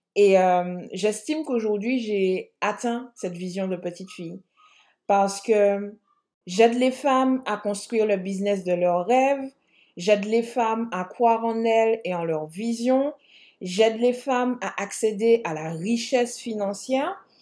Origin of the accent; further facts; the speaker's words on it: Martinique, France; je suis martiniquaise